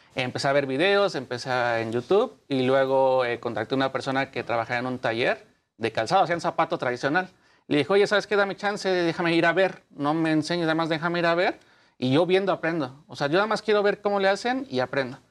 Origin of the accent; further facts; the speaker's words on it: Mexico; Soy el único mexicano actualmente diseñador que lo sigue Lacoste oficialmente